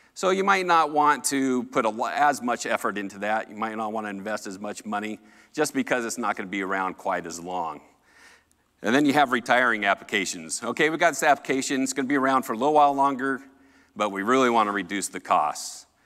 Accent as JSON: {"language": "English", "region": "Colorado", "country": "United States", "said": "I'm from Colorado."}